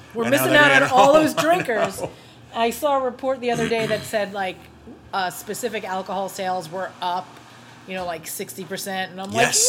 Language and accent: English; New York, United States; growing up in New York.